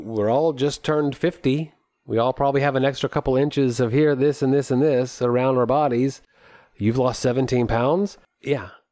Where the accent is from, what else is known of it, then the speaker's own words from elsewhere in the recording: United States; as an American